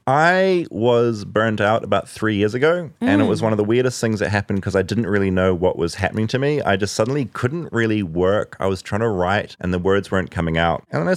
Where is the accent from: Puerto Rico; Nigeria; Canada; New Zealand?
New Zealand; accent: New Zealand; moved away; I'm from New Zealand. It's the accent.